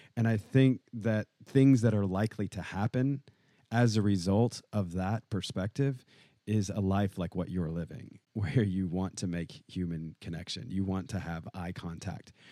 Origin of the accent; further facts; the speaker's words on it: Nashville, Tennessee, United States; I was raised in Nashville, Tennessee